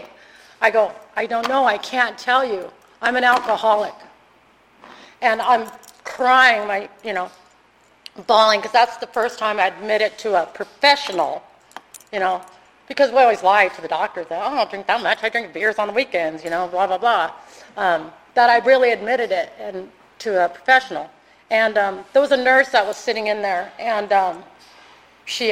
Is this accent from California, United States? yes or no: yes; California, United States; moved away as an adult; now in Arizona, United States; I'm originally from California